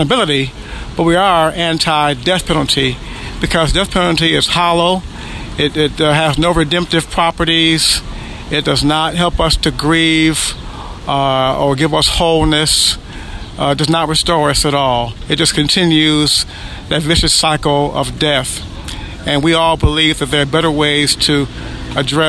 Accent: Cleveland, Ohio, United States; now in Findlay, United States; I'm from Cleveland, Ohio, but I live now in Findlay, Ohio

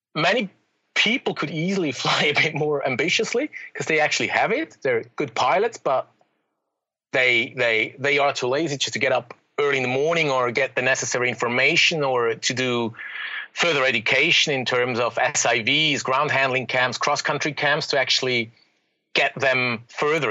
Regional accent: Zurich, Switzerland; moved away as an adult; I was born in Zurich in the city

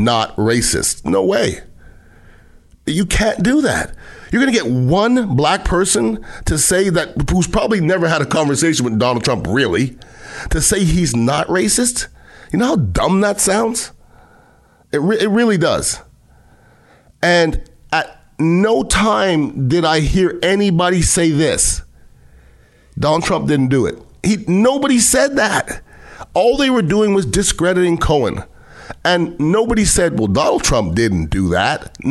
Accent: United States; as American

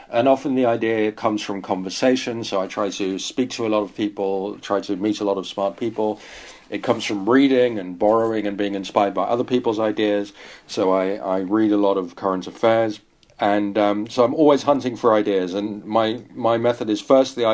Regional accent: Netherlands; now in Paris, France; I'm British, I grew up in Holland, I live in Paris, my wife is American, and so on.

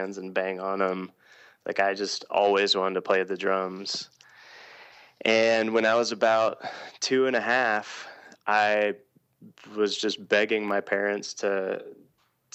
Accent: Atlanta, Georgia, United States; I grew up in Atlanta, Georgia

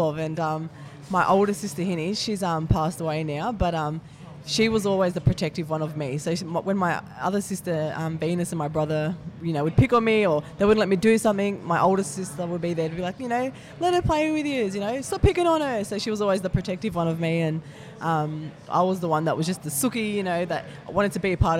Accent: Sydney, New South Wales, Australia; I was born in Blacktown Hospital and I grew up in Doonside, which is the western suburbs of Sydney.

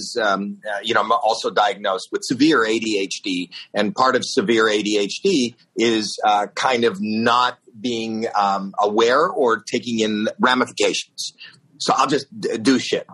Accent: Toronto, Ontario, Canada; I'm from Toronto, Canada

